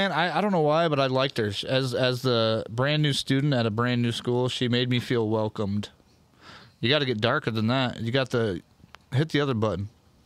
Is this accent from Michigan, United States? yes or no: yes; Jackson, Michigan, United States; I remember I came there from East Jackson in third grade.